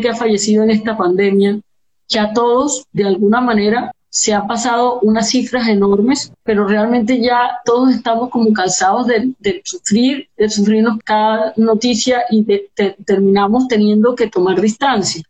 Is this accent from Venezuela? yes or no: no; Colombia; como comunidad como colombianos